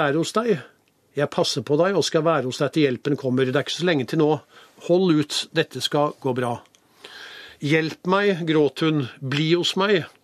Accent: Norway; jeg kommer fra Norge

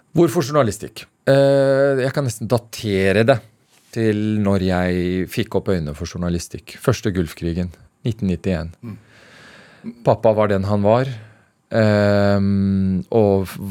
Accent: Norway; moved away as an adult; also born or lived in Afghanistan; now in Beirut, Lebanon; oppveksten i Norge

